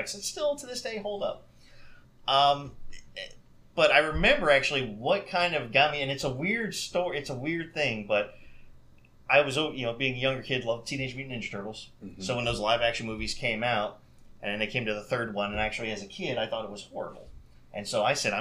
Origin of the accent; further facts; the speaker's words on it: St. Petersburg, Florida, United States; I was born and raised here in St. Pete, lived here my whole life